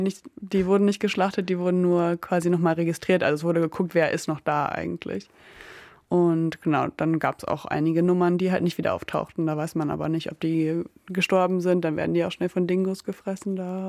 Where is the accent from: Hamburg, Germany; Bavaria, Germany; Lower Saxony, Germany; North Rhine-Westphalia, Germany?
Lower Saxony, Germany; Emsland; moved away as an adult; also born or lived in near Oldenburg; now in Bremen, Germany; Also ich bin in der Nähe von Oldenburg geboren und dann im Emsland aufgewachsen, in einem kleinen Dorf.